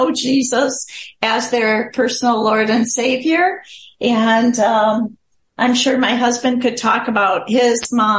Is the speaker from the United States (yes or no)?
no; Chad; born there; Some of you might know I was born in Chad, Africa. I was born to missionary parents, so I consider myself African American because being born there.